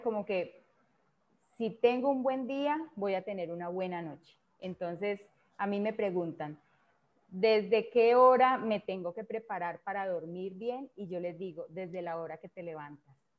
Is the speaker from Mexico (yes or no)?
no; Colombia; en mi país